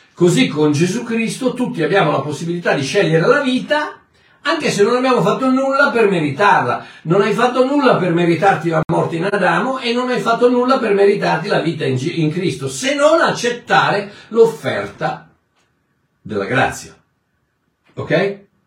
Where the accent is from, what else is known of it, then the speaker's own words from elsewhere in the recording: South Africa; Italian is a second language; mio paese, il Sudafrica